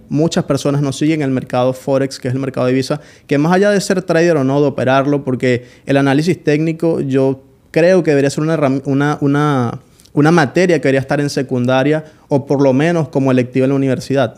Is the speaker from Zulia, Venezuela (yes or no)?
no; Colonia Tovar, Aragua, Venezuela; also born or lived in Caracas, Venezuela; Yo nací en Caracas, Venezuela, pero soy de un pueblo llamado Colonia Tobar